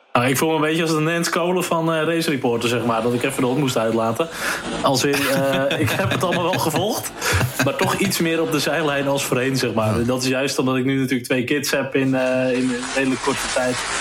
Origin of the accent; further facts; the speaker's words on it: Netherlands; Natuurlijk zijn we Nederlanders